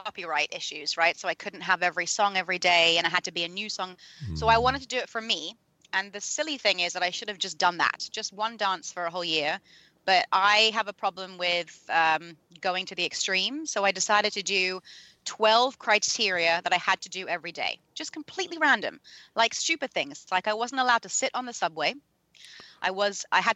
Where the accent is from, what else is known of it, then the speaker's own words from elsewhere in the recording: London, United Kingdom; I was born in London, so, and educated there